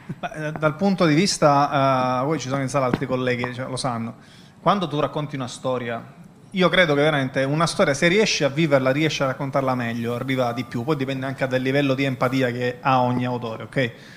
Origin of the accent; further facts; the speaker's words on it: Messina, Sicily, Italy; Messina, ma la città da cui vengo